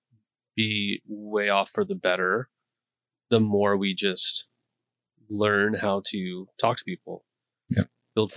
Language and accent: English; Montana, United States; now in Gresham, United States; I'm from Montana.